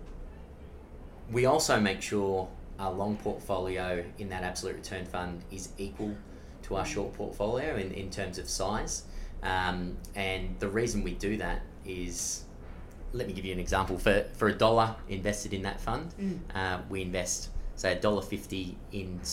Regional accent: Blue Mountains, New South Wales, Australia; we all grew up in regional areas of Australia. I'm from the Blue Mountains.

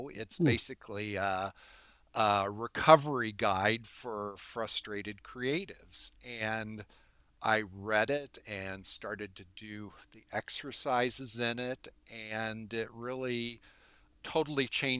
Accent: Terre Haute, Indiana, United States; I grew up in Terre Haute, Indiana, which is a union's town, coal mining town, or was, which began to decline after World War II.

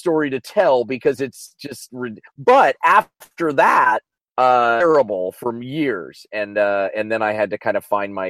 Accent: Kansas, United States; moved away as an adult; also born or lived in Chicago; now in Los Angeles, United States; I'm from Kansas. I rode growing up.

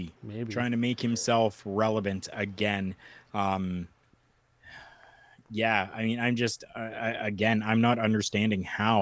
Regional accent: Canada; I'm Canadian

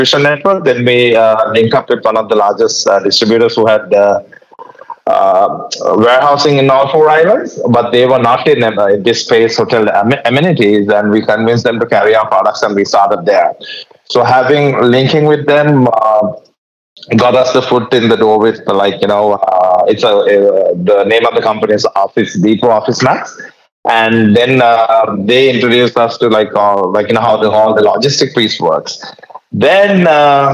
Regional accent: Sri Lanka; English is a second language; now in United States; I'm from Sri Lanka and my father had a hotel distribution company. So I was kind of born into this business and I migrated to the US in 1998

